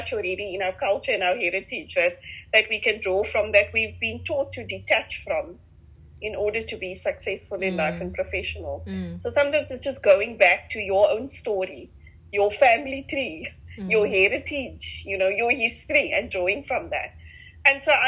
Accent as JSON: {"language": "English", "town": "Cape Town", "region": "Western Cape", "country": "South Africa", "tie": "born or raised there", "accent": "Cape Flats", "said": "growing up in Mitchell's Plain, so Cape Flats, Cape Town"}